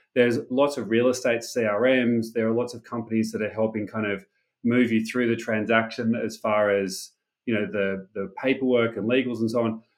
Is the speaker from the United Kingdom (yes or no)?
no; Sydney, New South Wales, Australia; moved away as an adult; also born or lived in Silicon Valley; born and raised in Sydney